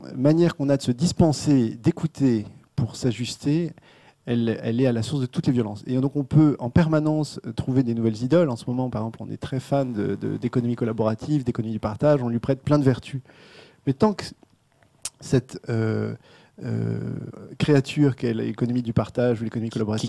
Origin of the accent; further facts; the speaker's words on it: France; en tant que Français